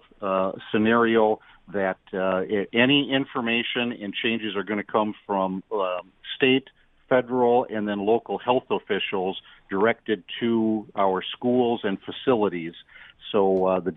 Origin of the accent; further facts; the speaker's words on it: Stevens Point, Wisconsin, United States; moved away as an adult; also born or lived in West Bend, Wisconsin; Stevens Point is my hometown, but I was able to kind of grow up here